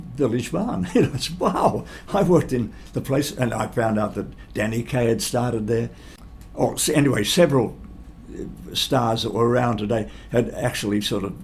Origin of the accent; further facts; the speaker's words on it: Geelong, Victoria, Australia; also born or lived in United States; I'm only from Geelong